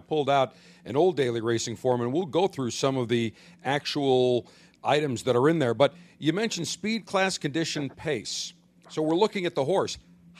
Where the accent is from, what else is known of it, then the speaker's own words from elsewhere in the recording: Kentucky, United States; accent: Southern Kentucky; You know, you're going to make me break out my Southern Kentucky accent. Here in Kentucky, where we enjoy the mint juleps and the tradition and all the history that goes here in Louisville